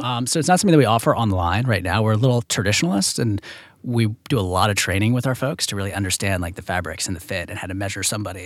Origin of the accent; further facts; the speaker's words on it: Virginia, United States; I'm from Virginia